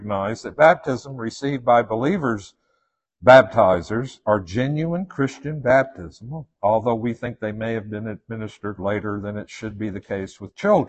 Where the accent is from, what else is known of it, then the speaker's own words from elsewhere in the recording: Western Tennessee, United States; I'm from Western Tennessee